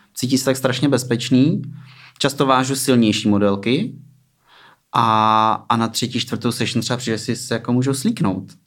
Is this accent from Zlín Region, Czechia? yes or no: no; Ústí nad Labem, Ústí nad Labem Region, Czechia; also born or lived in Plzeň; od 8 let jsem v Ústí